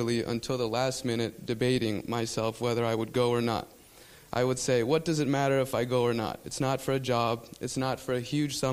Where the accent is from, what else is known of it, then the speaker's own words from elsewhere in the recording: South Florida, United States; first language Spanish; English is a second language; I grew up in South Florida as the only child to Guatemalan immigrants